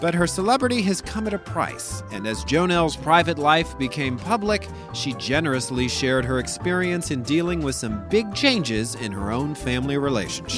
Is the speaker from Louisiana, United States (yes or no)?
yes; Louisiana, United States; moved away; I'm from Louisiana